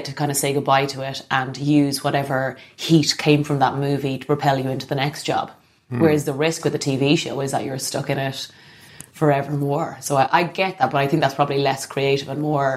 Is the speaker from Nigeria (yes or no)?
no; Ireland; being Irish